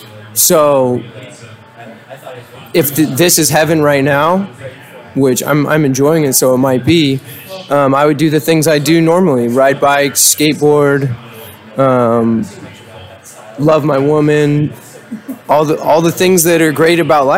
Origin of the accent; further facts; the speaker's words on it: Novato, California, United States; I'm from Novato, California.